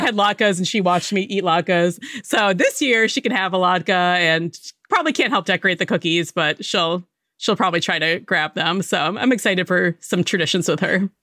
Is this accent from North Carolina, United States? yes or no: no; Connecticut, United States; I grew up in Connecticut, but we spent a lot of time in New York City